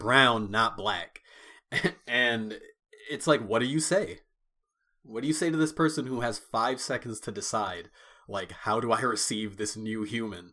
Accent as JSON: {"language": "English", "country": "United States", "said": "we're both first generation Americans, but we come from Caribbean households"}